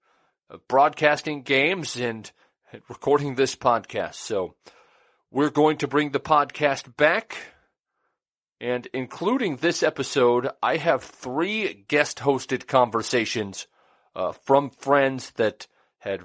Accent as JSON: {"language": "English", "town": "Fort Calhoun", "region": "Nebraska", "country": "United States", "tie": "born or raised there", "said": "my hometown of Fort Calhoun, Nebraska"}